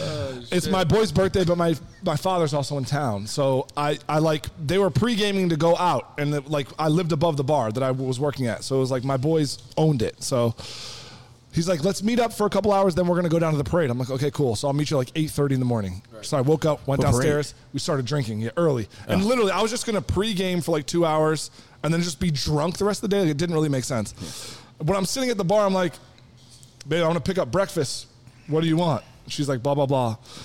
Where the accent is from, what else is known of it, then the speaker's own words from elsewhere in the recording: Chicago, Illinois, United States; now in Philadelphia, United States; I'm originally from Chicago. I say aunt.